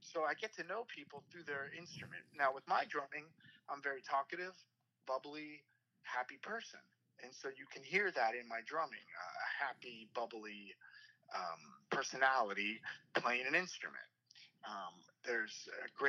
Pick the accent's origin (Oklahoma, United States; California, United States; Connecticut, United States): California, United States; Los Angeles; I grew up in Los Angeles